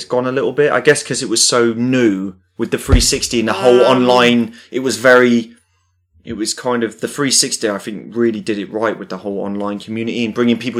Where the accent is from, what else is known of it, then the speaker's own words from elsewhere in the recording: Dudley, West Midlands, United Kingdom; I'm from Dudley, it's nowhere near Birmingham.